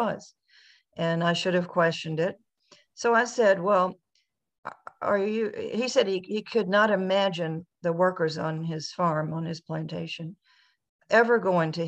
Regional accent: Virginia, United States; I grew up in Virginia.

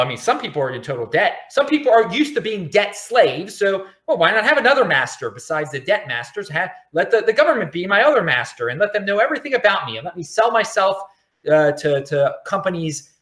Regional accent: Baltimore, Maryland, United States; also born or lived in Los Angeles, California, United States; I'm from Baltimore

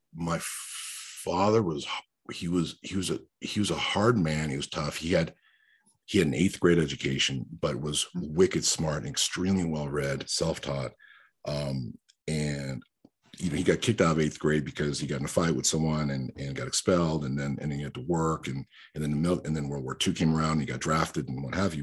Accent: New York, United States; English is a second language; I'm a New Yorker because I spent my formative years in New York

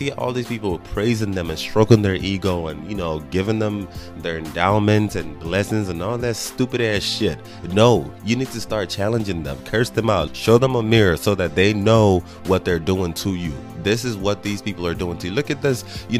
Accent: Nigeria; now in United States; I know people that I went to school with back in Nigeria.

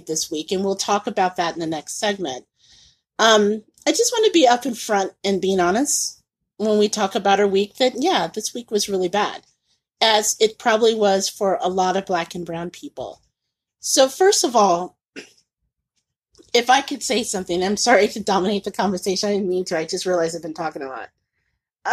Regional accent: Indianapolis, Indiana, United States; moved away as an adult; also born or lived in Mississippi / Tampa; having grown up and being born and raised in Indiana

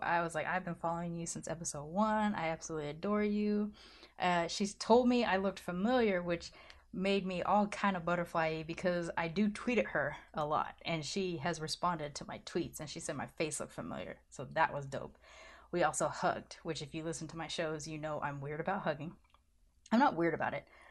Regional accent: Southern California, United States; I grew up in Southern California.

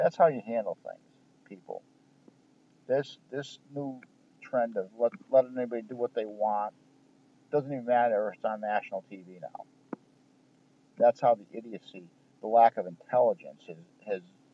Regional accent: United States; I'm an American.

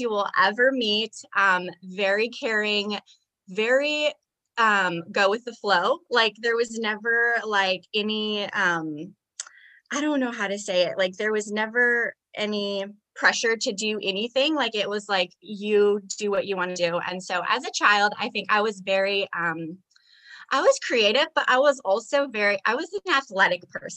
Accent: Iowa, United States; also born or lived in Las Vegas; now in Texas, United States; I am from Iowa.

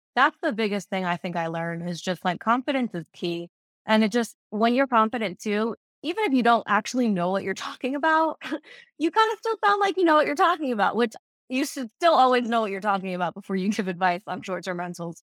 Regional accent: Fort Lauderdale, Florida, United States; Fort Lauderdale is my home, like, I was born and raised here in Broward County

